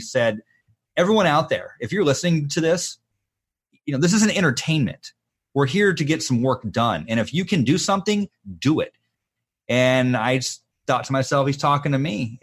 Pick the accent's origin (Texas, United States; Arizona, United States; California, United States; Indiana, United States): Arizona, United States; Phoenix; I'd been living in Phoenix